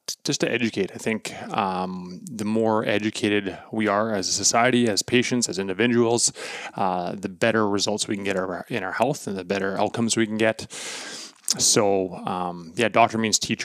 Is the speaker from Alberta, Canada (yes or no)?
no; Portage la Prairie, Manitoba, Canada; now in Winnipeg, Canada; I'm from Portage la Prairie, Manitoba.